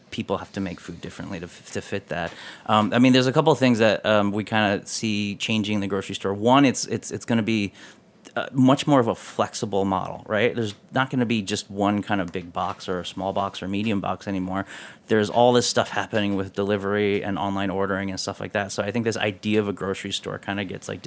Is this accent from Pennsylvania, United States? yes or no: no; Detroit, Michigan, United States; I grew up in Detroit, so I was really inspired by like going to the auto show every year